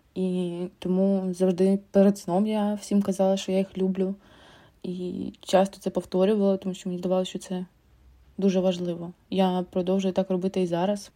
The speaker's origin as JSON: {"language": "Ukrainian", "country": "Ukraine", "second_language": "Ukrainian", "said": "я українка"}